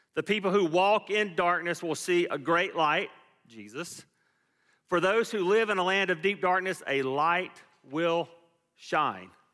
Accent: Fayetteville, Georgia, United States; moved away as an adult; we grew up in Fayetteville, Georgia

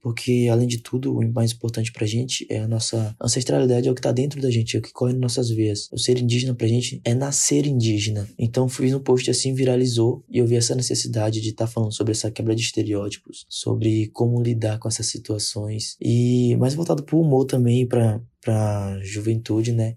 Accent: Santa Cruz Cabrália, Bahia, Brazil; moved away as an adult; now in Salvador, Brazil; Eu sou nascido e criado na aldeia Pataxó de Coroa Vermelha, que fica lá no extremo sul da Bahia, próximo à cidade de Porto Seguro, na cidade de Santa Cruz Cabralha

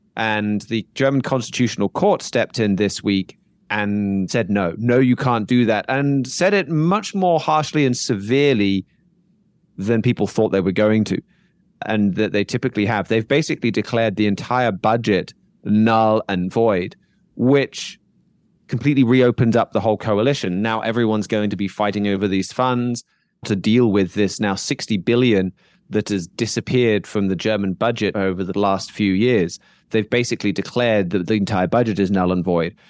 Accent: United Kingdom; my home country here in the UK

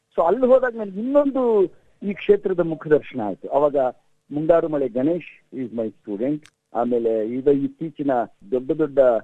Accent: Mysore, Karnataka, India; now in Bangalore, India; ನಾನು ಮೈಸೂರಲ್ಲಿ ನನ್ನ ಬಾಲ್ಯದಲ್ಲಿದ್ದಾಗ

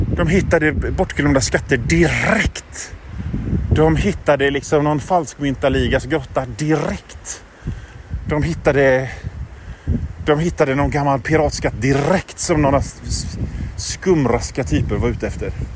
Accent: Sweden; som svensk

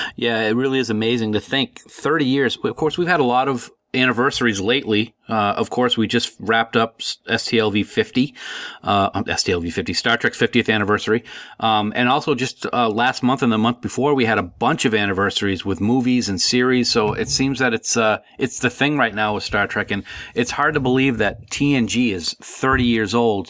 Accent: Nashua, New Hampshire, United States; also born or lived in Fort Collins, Colorado; I had a friend who, uh, I grew up with in Nashua

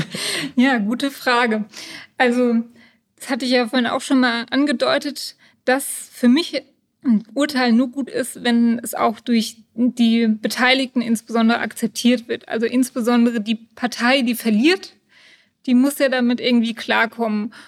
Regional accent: Königstein im Taunus, Hesse, Germany; Ich bin in Königstein geboren und lebe schon immer im Taunus

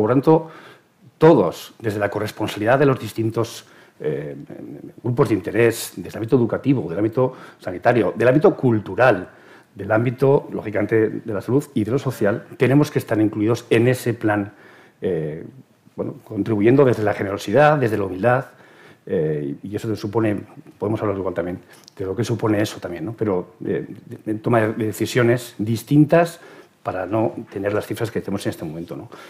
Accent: Spain; como sociedad española

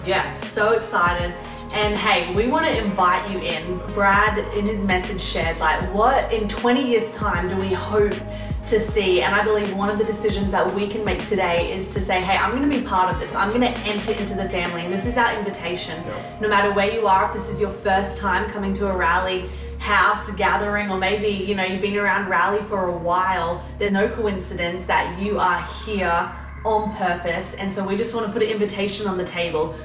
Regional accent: Australia; moved away as an adult; now in Anderson, United States; We moved from Australia three years ago um, and called Anderson home

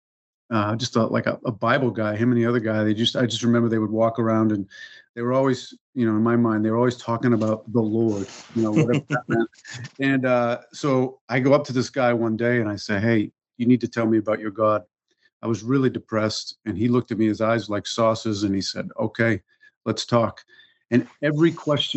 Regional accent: Massachusetts, United States; I grew up in Massachusetts, and Massachusetts family

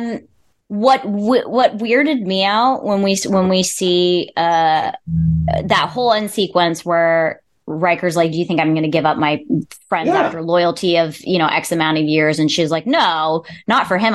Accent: Wildomar, California, United States; I grew up in California um, and I grew up in a very, very, very small town who got city status when I was in college

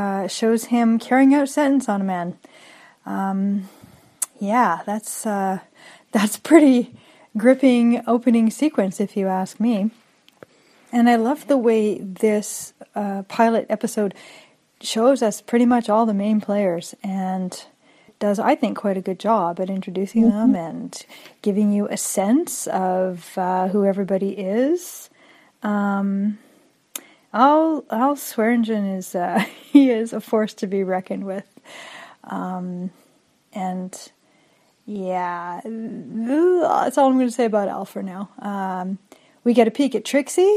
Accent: Canada; as a Canadian

